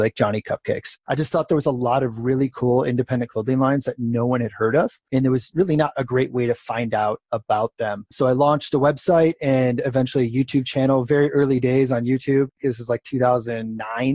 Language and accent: English; Crystal Lake, Illinois, United States; moved away as an adult; also born or lived in Wisconsin / San Francisco; I grew up in Crystal Lake, suburb of Chicago, and moved back to that area.